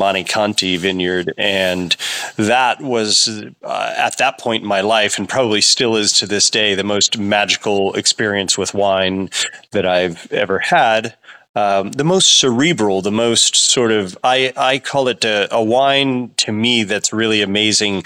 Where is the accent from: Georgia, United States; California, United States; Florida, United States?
California, United States; Sonoma County; I grew up in Sonoma County, about a half an hour from where I am farming now